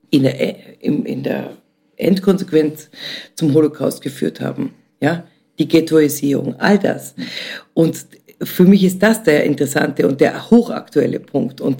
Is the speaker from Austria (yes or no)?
yes; Vienna, Austria; also born or lived in East Germany; ich bin ja selber zwar in der DDR geboren, hier aufgewachsen